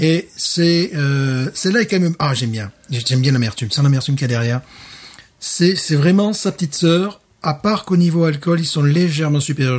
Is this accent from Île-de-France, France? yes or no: no; Alès, Occitania, France; moved away; ma ville natale, à Alès